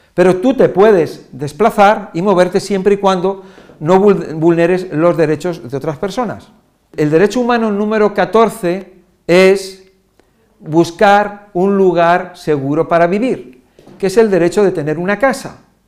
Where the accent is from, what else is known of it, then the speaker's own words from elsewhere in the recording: Spain; Yo soy español